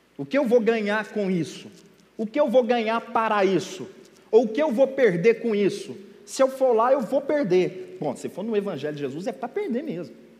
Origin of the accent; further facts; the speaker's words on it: Minas Gerais, Brazil; eu sou mineiro, uai. E lá a nossa comida é bem peculiar